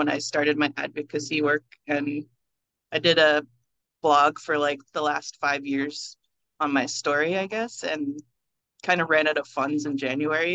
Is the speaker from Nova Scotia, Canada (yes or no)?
yes; Nova Scotia, Canada; now in Toronto, Canada; I'm originally from Nova Scotia